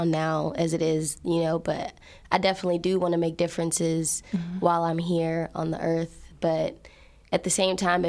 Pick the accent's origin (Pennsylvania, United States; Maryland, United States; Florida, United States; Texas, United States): Texas, United States; Fort Worth; also born or lived in Tallulah, Louisiana; I am from Fort Worth, like, area